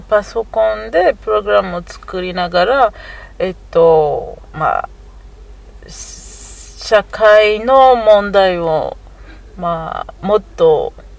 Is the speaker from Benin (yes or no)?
yes; Cotonou, Littoral, Benin; born or raised there; Japanese is a second language; moved away as an adult; also born or lived in Abomey, Benin; now in Japan